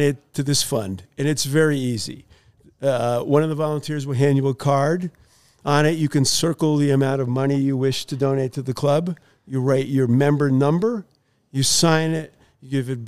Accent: Northeast, United States; moved away; I'm from the Northeast

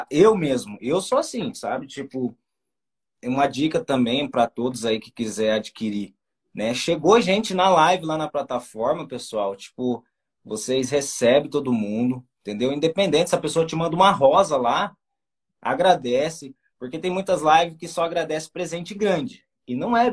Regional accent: Paraná, Brazil; A gente é do Paranazão, né? a gente fala meio tudo errado, a gente vai enrolando, né?

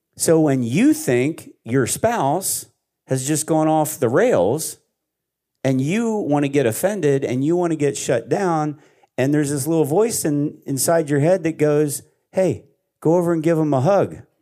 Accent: Pennsylvania, United States; I'm from Pennsylvania in a, in a Amish area

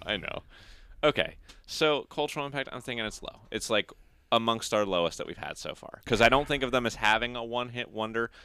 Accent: United States; we're American

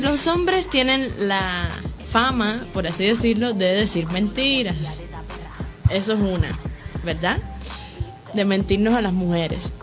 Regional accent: Havana, Cuba; moved away; yo vengo de Cuba, de La Habana. Eh, soy cubana

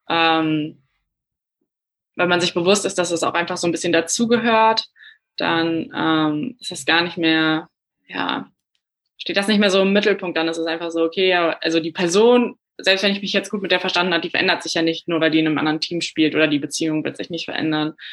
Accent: Bad Honnef, North Rhine-Westphalia, Germany; born there; ich habe gesehen, dass du einen Zwischenstopp in Bad Honnef gemacht hast, was tatsächlich mein Geburtsort ist

